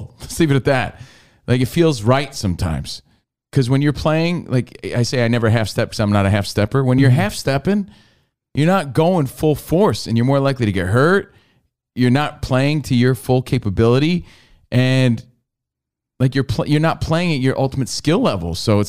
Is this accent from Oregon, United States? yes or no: no; New Jersey, United States; moved away; me growing up in New Jersey